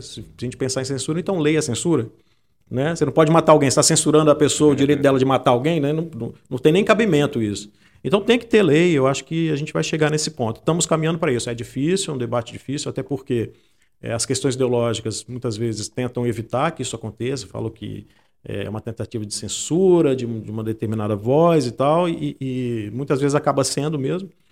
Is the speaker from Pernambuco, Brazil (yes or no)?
no; Santa Teresa, Espírito Santo, Brazil; moved away as an adult; also born or lived in Vitória; eu sou de Santa Teresa